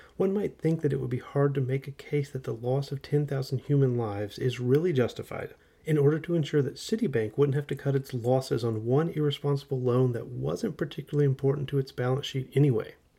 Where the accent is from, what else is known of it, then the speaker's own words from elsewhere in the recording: United States; as an American teenager who grew up in the nineties